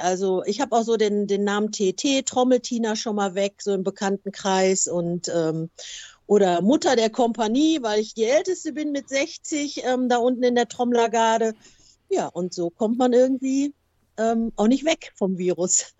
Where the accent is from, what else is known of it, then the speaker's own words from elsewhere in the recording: Gelsenkirchen, North Rhine-Westphalia, Germany; also born or lived in Hamburg; ich bin tatsächlich eine waschechte Gelsenkirchnerin. Ich bin ähm, ähm, super Jahrgang 63 in Gelsenkirchen geboren und bin eigentlich auch nie weiter weggekommen